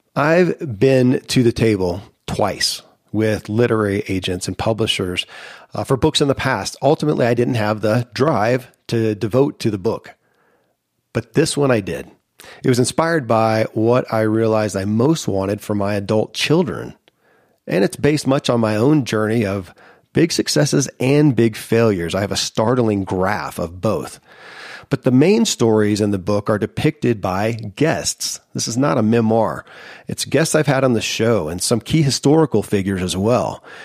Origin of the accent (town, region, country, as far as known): Kentucky, United States; born or raised there